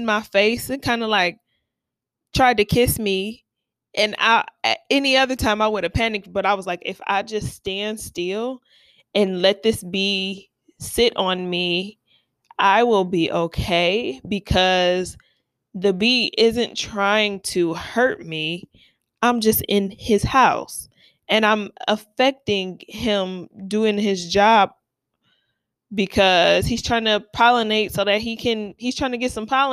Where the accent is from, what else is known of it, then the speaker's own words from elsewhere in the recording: Ohio, United States; I'm from Ohio